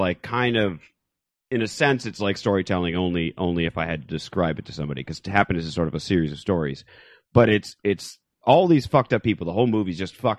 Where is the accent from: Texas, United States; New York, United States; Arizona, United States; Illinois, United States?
Arizona, United States; Phoenix; I'm from Phoenix. Again, it was like three black people.